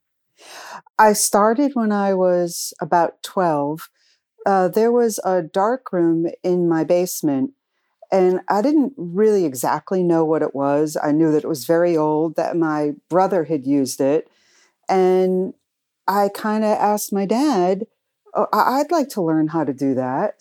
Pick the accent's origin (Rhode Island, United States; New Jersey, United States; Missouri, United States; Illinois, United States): Rhode Island, United States; Cranston; I grew up in Cranston, Rhode Island